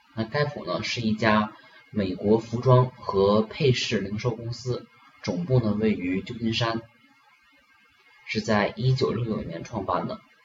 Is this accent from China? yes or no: yes; China; 我们中国人呢